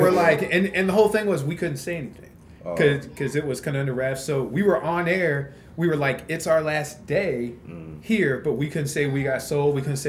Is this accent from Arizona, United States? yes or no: no; Wichita, Kansas, United States; Born and raised right here in Wichita.